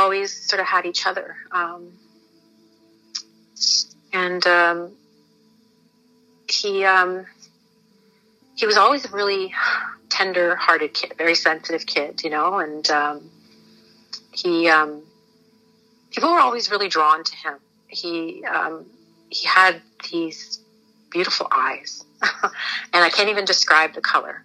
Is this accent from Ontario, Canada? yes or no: yes; Toronto, Ontario, Canada; We grew up in Scarborough